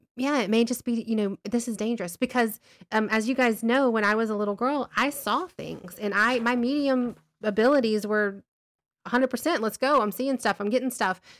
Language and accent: English; Alabama, United States; We're from Alabama